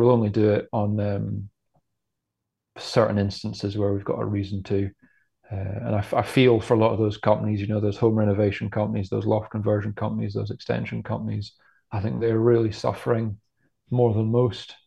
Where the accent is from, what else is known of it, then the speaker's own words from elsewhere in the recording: Scotland, United Kingdom; growing up in Scotland